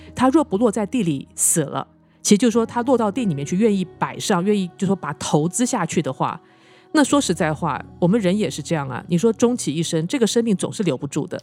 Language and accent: Chinese; Taiwan; moved away; 我从台湾来嘛，那以前在台湾的时候啊